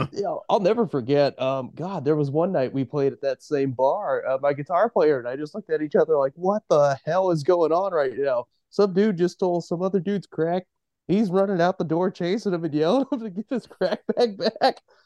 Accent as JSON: {"language": "English", "region": "Eastern Oregon", "country": "United States", "tie": "born or raised there", "also_born_or_lived": "Salem, Oregon", "said": "I grew up in Eastern Oregon, and I've been in about Salem for ten years now"}